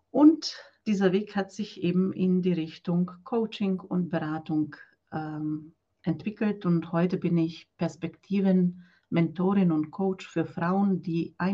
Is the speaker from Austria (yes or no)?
no; Croatia; now in Germany; Äh, ich komme aus Kroatien und bin seit 2008 in Deutschland. Und nach Deutschland bin ich gekommen als Nonne.